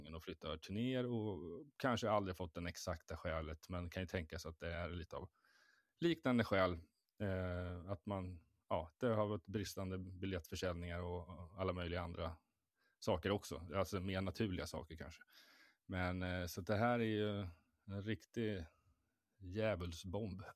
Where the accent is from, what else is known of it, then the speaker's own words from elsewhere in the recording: Stockholm, Stockholm County, Sweden; som renodlad stockholmare